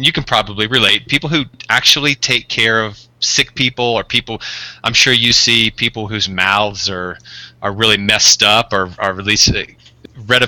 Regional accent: Deep South, United States; I'm actually from the Deep South

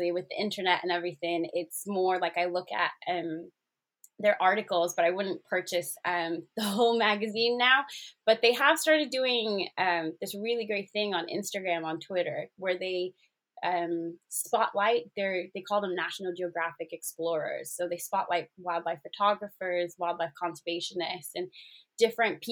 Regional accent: Zimbabwe; moved away as an adult; also born or lived in South Africa / Botswana; now in United Kingdom; When I was growing up in Zimbabwe, most school holidays, we'd probably be out on the lake or at a safari park

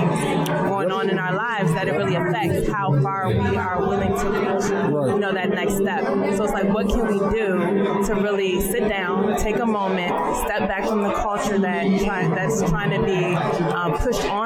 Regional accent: Prince George's County, Maryland, United States; I grew up in Prince George's County

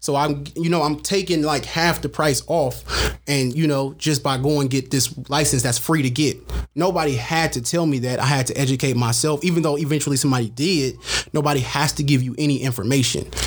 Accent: San Francisco, California, United States; now in Antioch, United States; I'm originally from San Francisco, California, but gentrification got my ass up out of there.

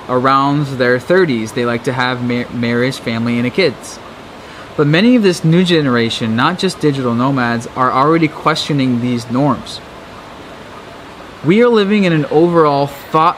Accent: Seattle or Bellevue, Washington, United States; moved away as an adult; my hometown of Seattle or Bellevue

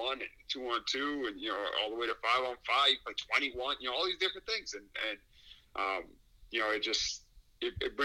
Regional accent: New York City, New York, United States; I grew up in Queens, New York, Woodside, born and raised. I'm a New York City kid

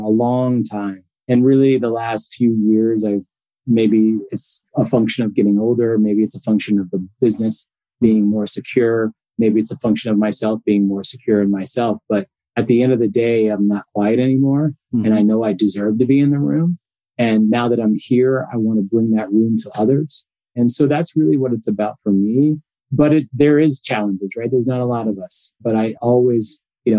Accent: Connecticut, United States; moved away as an adult; now in Los Angeles, United States; a family that I grew up with in Connecticut.

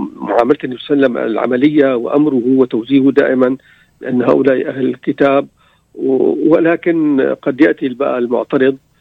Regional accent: Damascus, Damascus Governorate, Syria; انا من من دمشق آه، في يعني حي لليهود حي الامين

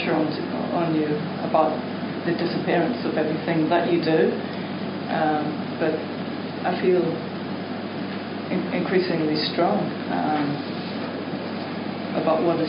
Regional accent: Belfast, Northern Ireland, United Kingdom; I was born in 1968 in Belfast.

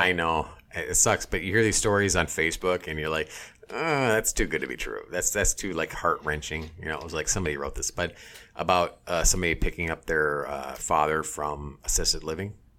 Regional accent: Minneapolis, Minnesota, United States; we're from Minneapolis.

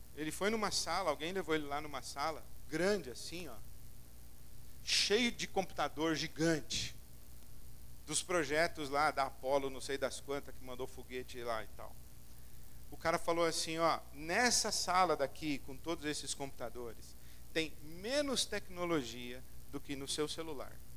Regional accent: São Paulo, Brazil; Nós vivemos na cidade de São Paulo, nós vivemos no mundo, o planeta Terra. Somos brasileiros, paulistanos

